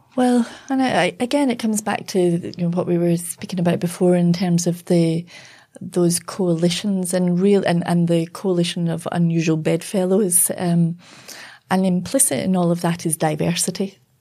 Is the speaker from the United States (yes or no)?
no; United Kingdom; now in Australia; growing up in Britain, you know, in the, uh, the seventies, early eighties.